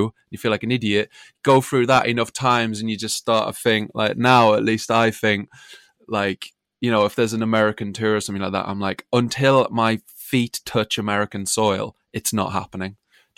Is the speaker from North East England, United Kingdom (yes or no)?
yes; Sunderland, North East England, United Kingdom; now in Brighton, United Kingdom; When I first moved to Brighton from Sunderland, because that's where I was brought up originally, my accent floats in and out.